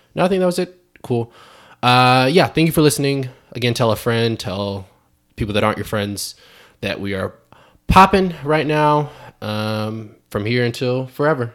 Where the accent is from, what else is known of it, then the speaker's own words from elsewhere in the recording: Fayetteville, North Carolina, United States; moved away; I'm from Fayetteville, North Carolina